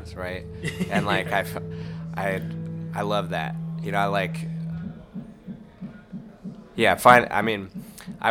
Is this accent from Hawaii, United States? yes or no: no; Central Pennsylvania, United States; moved away as an adult; now in United Kingdom; growing up in Central PA, you got a little bit of everything